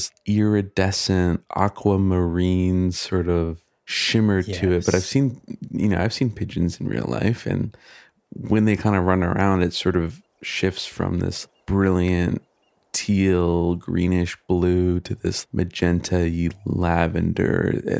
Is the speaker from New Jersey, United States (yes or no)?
no; Michigan, United States; now in California, United States; I grew up in Michigan